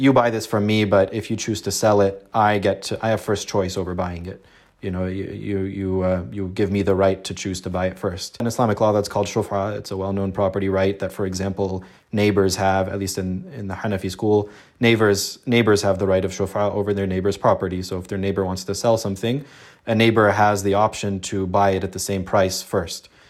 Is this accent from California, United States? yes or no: yes; Los Angeles, California, United States; I was born in Los Angeles to, uh, an Egyptian Muslim family and, you know, grew up, um, very much close to my Muslim community here in L